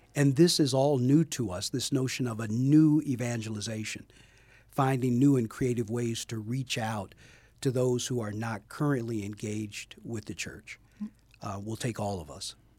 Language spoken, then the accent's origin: English; Chicago, Illinois, United States; moved away as an adult; Born and raised in Chicago, on the west side of Chicago.